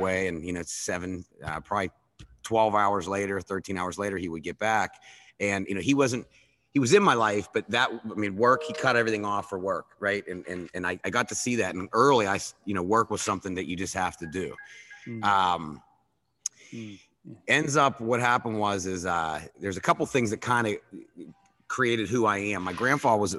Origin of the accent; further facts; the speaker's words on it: Pittsburgh, Pennsylvania, United States; accent: Pittsburghese; also born or lived in West Virginia / Phoenix / California / Fort Lauderdale; I grew up in Pittsburgh, went to WVU, and then I ended up living in Phoenix, California, and Fort Lauderdale.